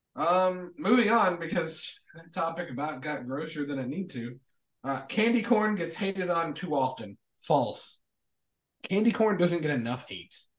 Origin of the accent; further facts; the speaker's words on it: Kentucky, United States; I am from Kentucky. My uh, my stepfather's family raised